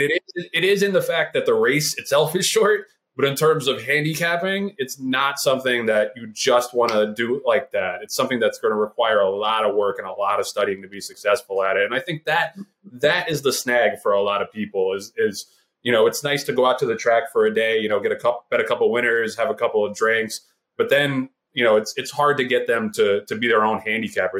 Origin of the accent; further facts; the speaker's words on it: New York City, New York, United States; I'm from Brooklyn